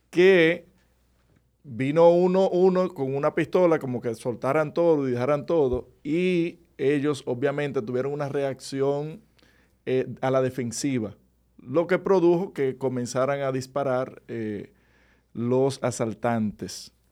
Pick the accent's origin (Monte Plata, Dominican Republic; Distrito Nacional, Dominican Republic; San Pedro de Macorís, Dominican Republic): Monte Plata, Dominican Republic; Monte Plata, pues es mi pueblo